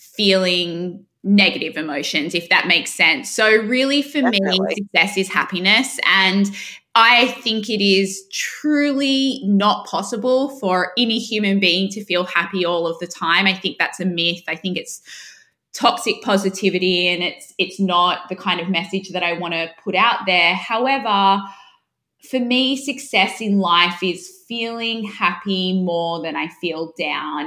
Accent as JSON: {"language": "English", "town": "Sydney", "region": "New South Wales", "country": "Australia", "also_born_or_lived": "United Kingdom", "accent": "Australian", "moved": "as an adult", "lives_now": "New York, United States", "said": "And I'm from Sydney. I have a very strong Australian accent."}